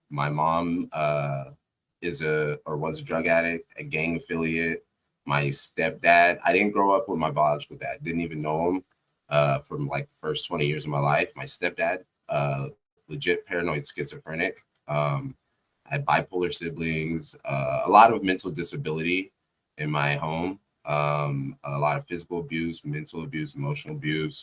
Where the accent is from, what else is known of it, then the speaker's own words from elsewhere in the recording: Texas, United States; I grew up in Texas too.